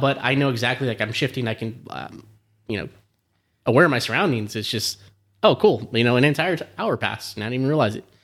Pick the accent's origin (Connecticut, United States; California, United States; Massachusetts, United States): California, United States; Southern; I'm from Sou, Southern California